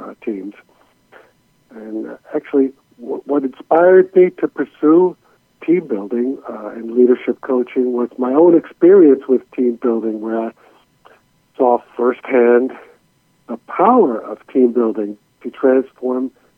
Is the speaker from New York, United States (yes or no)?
yes; New York City, New York, United States; now in Jacksonville, United States; I was born in New York City, and I was made in Hungary just before